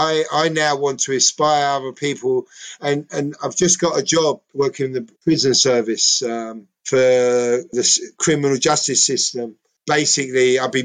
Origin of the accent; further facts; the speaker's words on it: London, United Kingdom; accent: Cockney; I'm a Cockney, right? I'm Greek